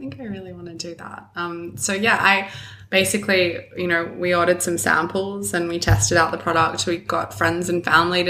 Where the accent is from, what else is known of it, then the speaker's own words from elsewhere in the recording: Australia; also born or lived in Los Angeles; now in London, United Kingdom; I'm from Australia originally